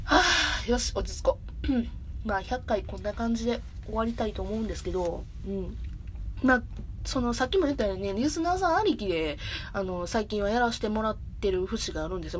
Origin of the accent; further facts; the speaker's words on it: Kansai, Japan; accent: Kansai dialect; この喋りを聞いてくれば関西の人間やなってすぐバレるんやけど、正解。ずっと関西。まあ、ちょっと一時期別のとこに住んでたけど、ずっと関西おって。だから、ずっと関西弁